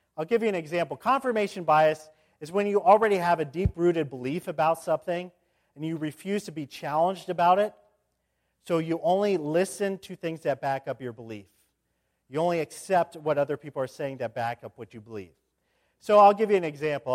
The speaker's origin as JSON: {"language": "English", "town": "Indianapolis", "region": "Indiana", "country": "United States", "tie": "born or raised there", "also_born_or_lived": "Grove City, Pennsylvania", "moved": "as an adult", "said": "I went from In-, Indianapolis over to Grove City for my, my college years"}